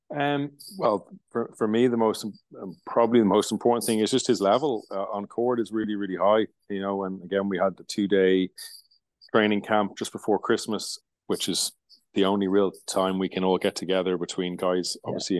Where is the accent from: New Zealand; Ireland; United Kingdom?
Ireland; Limerick, Munster; Limerick is is my hometown.